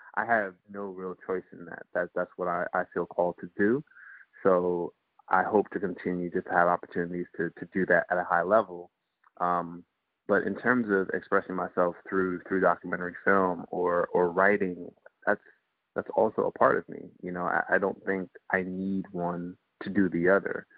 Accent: Guyana; also born or lived in Antigua; now in United States; I was born in the States. I grew up in Guyana before I lived in Antigua for a few years before ultimately coming back to the States

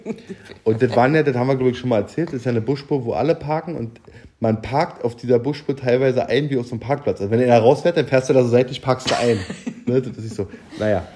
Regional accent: East Germany, Germany

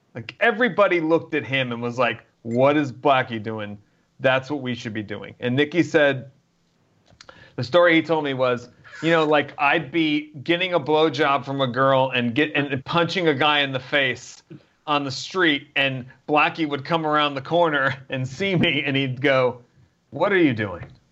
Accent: New Jersey, United States; I grew up in New Jersey

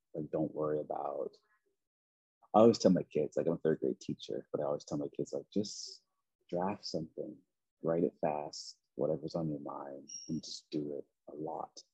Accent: Preston, Nova Scotia, Canada; moved away; I grew up in a very small, I mean, small in a sense of like amount of people, but it, it was the largest Black community in Canada. Um, called Preston

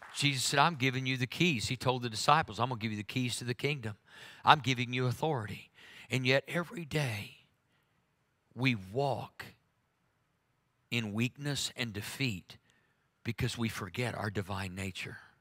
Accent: Oklahoma, United States; I'm from Oklahoma.

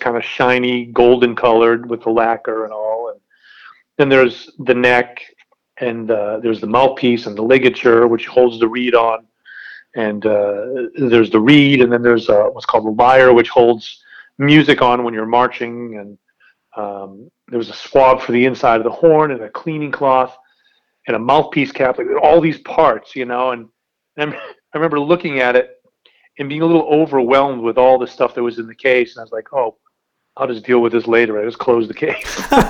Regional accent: Dexter, Maine, United States; also born or lived in Massachusetts; I was born in Massachusetts, lived there for, I think, 6 years, and then we moved, 6 or 7 years, I can't remember which, and then we moved to Maine.

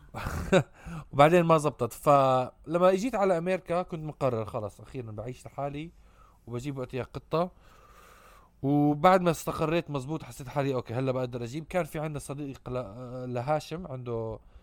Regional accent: Amman, Amman Governorate, Jordan; ربيت بعمان

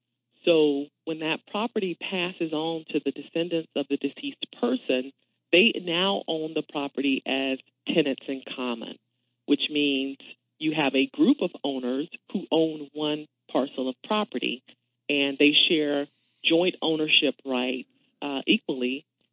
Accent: Thomasville, Georgia, United States; Born and raised in Thomasville, Georgia.

